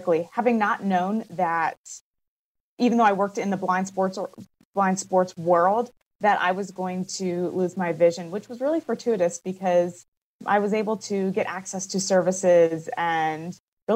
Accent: Pittsburgh, Pennsylvania, United States; moved away as an adult; now in Portland, United States; I am originally from Pittsburgh, Pennsylvania

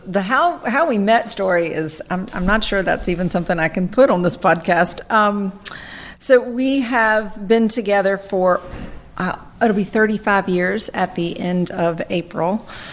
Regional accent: Winston-Salem, North Carolina, United States; I grew up in Winston, went to Reynolds High School, went to Forsyth Tech, and never left.

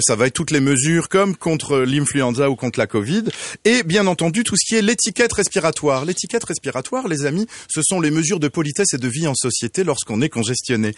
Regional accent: France; now in Quebec, Canada; d'où vient cet accent exotique et à la fois si torride, je suis français

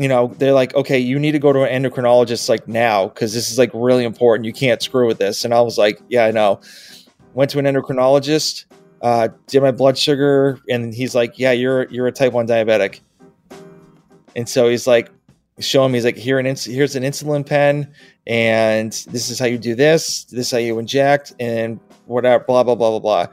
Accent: Massachusetts, United States; moved away as an adult; now in Georgia, United States; I'm originally from Massachusetts.

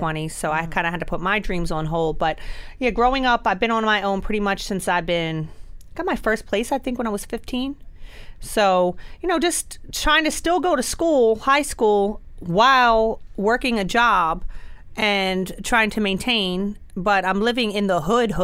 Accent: Baltimore, Maryland, United States; I grew up in Baltimore City, which if you've ever watched The Wire, that's a very accurate portrayal of where I come from.

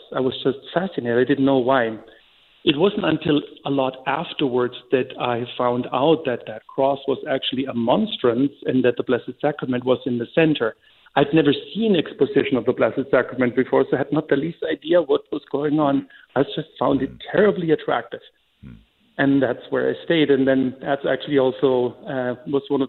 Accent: Germany; now in Banks, United States; I was born and raised in Germany.

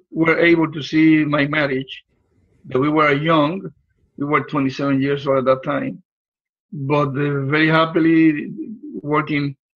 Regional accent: Puerto Rico; moved away as an adult; now in Florida, United States; I was born in Puerto Rico a little island in the Caribbean.

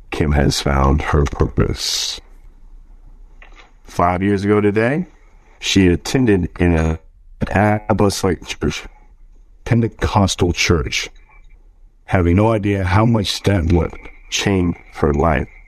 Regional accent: Richmond, United States; born there; So, I was born in Richmond

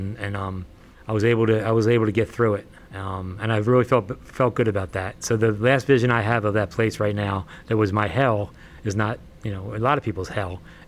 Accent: Philadelphia, Pennsylvania, United States; we're both from Philly

